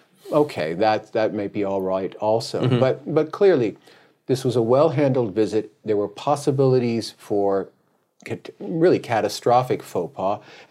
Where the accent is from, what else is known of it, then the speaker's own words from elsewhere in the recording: United States; I'm a Democrat from the United States.